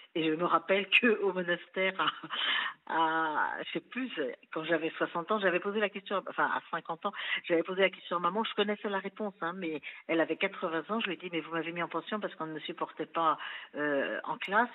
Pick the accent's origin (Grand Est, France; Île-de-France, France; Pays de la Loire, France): Île-de-France, France; Versailles; also born or lived in Chambéry; je suis née à Chambéry, mais je suis arrivée à Versailles, j'avais six mois